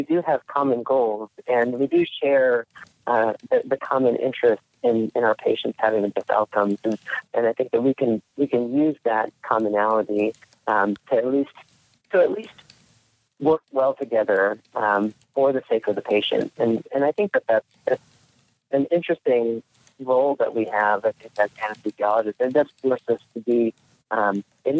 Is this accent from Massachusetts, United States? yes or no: no; New Jersey, United States; moved away; also born or lived in Palo Alto, California; I was born in New Jersey and grew up there, for the first several years of my life